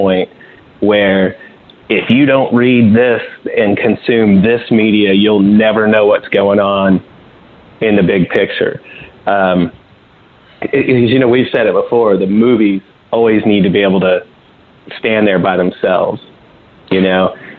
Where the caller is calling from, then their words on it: St. Louis, Missouri, United States; What's up, guys? It's … in St. Louis.